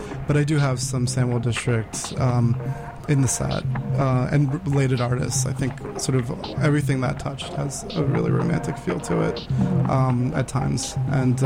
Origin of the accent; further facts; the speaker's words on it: Maryland, United States; moved away; I'm from Maryland originally